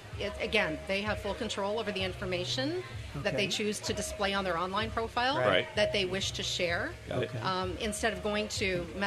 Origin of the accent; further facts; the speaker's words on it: London, Ontario, Canada; London, Ontario, Canada.